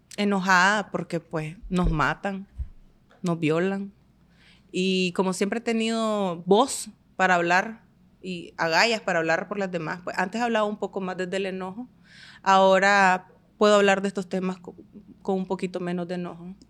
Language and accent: Spanish; Estelí, Nicaragua; moved away as an adult; now in Managua, Nicaragua; yo soy de Estelí